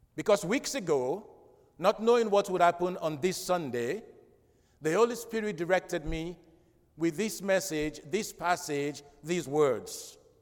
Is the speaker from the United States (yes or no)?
no; Freetown, Western Area, Sierra Leone; moved away; growing up in Freetown, I listened to, to the national radio and they play good music.